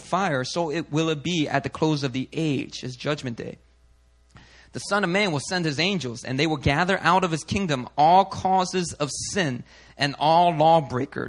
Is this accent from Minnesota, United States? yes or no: no; Philadelphia, Pennsylvania, United States; I grew up in Philly